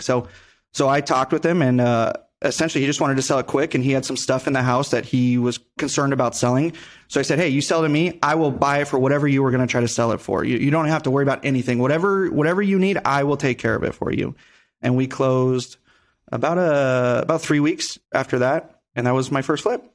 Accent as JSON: {"language": "English", "town": "Henderson", "region": "Nevada", "country": "United States", "tie": "born or raised there", "said": "born and raised in Vegas, more specifically Henderson"}